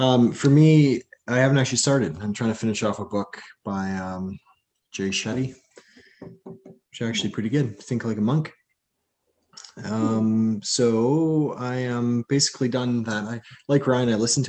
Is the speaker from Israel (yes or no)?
no; Coquitlam, British Columbia, Canada; also born or lived in New Westminster; born and raised. It is a suburb of Vancouver